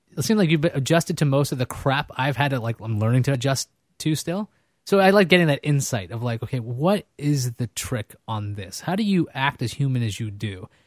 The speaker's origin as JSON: {"language": "English", "region": "New York", "country": "United States", "tie": "born or raised there", "also_born_or_lived": "California", "said": "I grew up in Queens"}